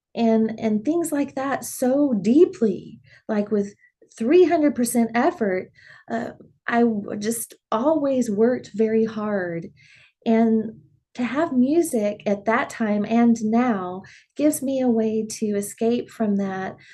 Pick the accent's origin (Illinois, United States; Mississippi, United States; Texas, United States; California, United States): Texas, United States; Dimmitt; growing up in Dimmitt, they had shows that you could perform